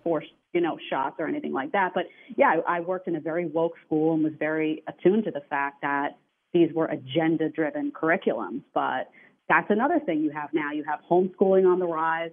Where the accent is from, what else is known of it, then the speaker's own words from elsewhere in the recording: New York City, New York, United States; I come from New York City, which is sinking